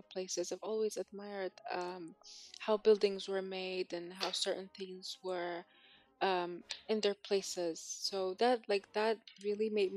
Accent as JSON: {"language": "English", "town": "Sulaymaniyah", "region": "Sulaymaniyah Governorate", "country": "Iraq", "tie": "born or raised there", "said": "I grew up in Sully. I've lived here with my parents"}